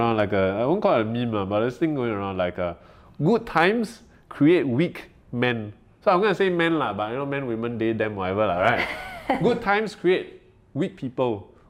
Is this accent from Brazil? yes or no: no; Singapore; we are very Singaporean in the way that we talk about the issues